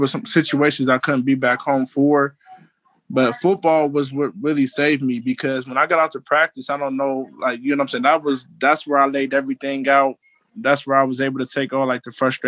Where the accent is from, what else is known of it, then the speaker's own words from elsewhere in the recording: Ohio, United States; also born or lived in Philadelphia; I'm at my mom's house right now and it's still in the same house that I grew up in here